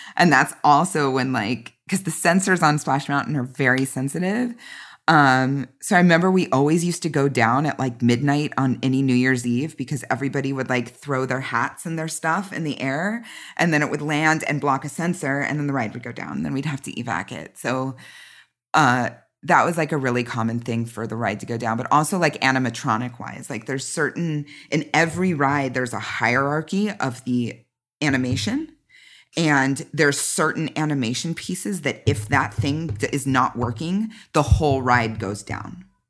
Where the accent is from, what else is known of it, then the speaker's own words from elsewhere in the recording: Southern California, United States; I'm from Southern California, born and raised